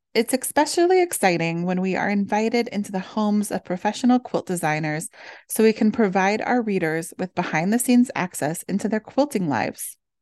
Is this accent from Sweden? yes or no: no; Midwest, United States; Growing up in the Midwest